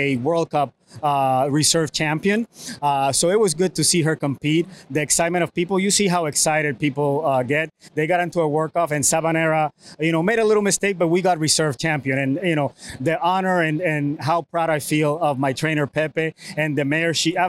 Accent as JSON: {"language": "English", "country": "Puerto Rico", "tie": "born or raised there", "said": "I was born and raised in Puerto Rico"}